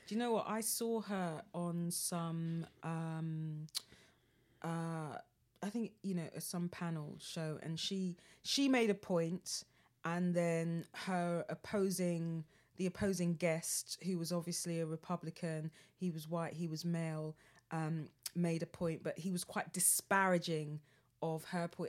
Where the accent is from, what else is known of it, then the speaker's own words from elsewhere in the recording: London, United Kingdom; as a Londoner